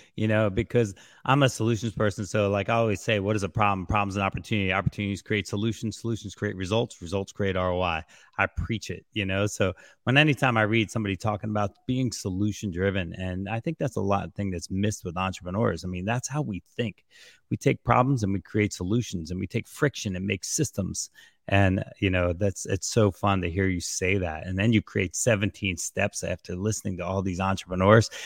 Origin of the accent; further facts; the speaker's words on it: New Jersey, United States; I'm from Jersey, so I got this craziness about me